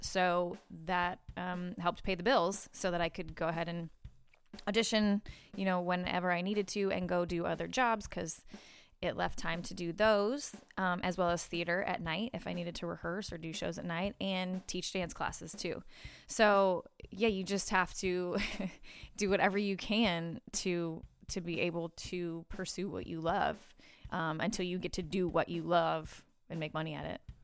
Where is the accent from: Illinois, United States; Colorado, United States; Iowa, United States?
Iowa, United States; Des Moines; moved away; I grew up in Des Moines, Iowa